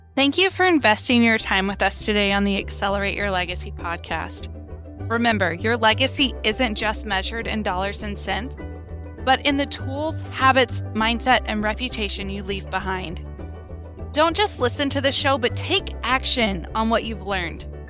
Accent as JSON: {"language": "English", "country": "United States", "said": "we, as American citizens"}